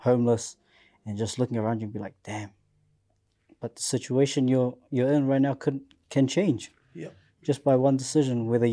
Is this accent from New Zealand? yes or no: yes; Auckland, New Zealand; Come from South Auckland. Proud